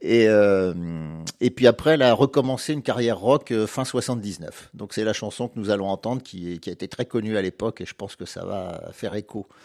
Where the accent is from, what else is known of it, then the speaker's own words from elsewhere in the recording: Bourges, Centre-Val de Loire, France; moved away; je suis né à Bourges, pas très loin d'ici.